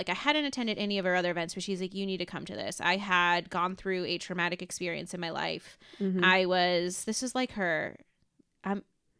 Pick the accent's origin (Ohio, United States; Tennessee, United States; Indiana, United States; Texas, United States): Ohio, United States; Solon; And I'm from Cleveland. So I was like, I want to help you with Cleveland. Like, that's my bread and butter. Mm-hmm. It's my hometown.